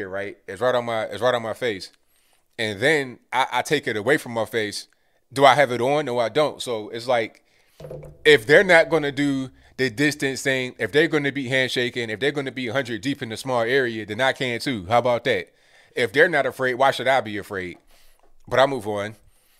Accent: Parkersburg, West Virginia, United States; also born or lived in Winfield / Canova; I grew up in Parkersburg. I know I'm a Parkersburg. Shout out to you. Lived in Kanawha County for a while. I lived in Winfield and Canova for a while.

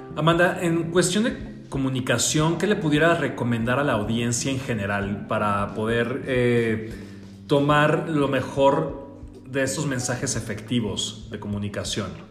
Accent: Mexico; como mexicanos, sí tenemos que visualizar que somos un resultado de estas dos culturas

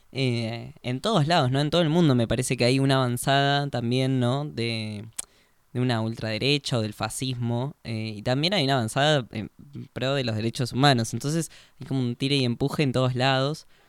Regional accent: Argentina; unirnos como argentinos

